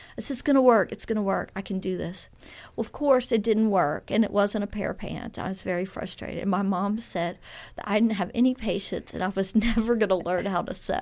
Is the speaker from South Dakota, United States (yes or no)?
no; Baton Rouge, Louisiana, United States; moved away as an adult; also born or lived in Texas; now in Oxford, United States; I really grew up in Louisiana in the Baton Rouge area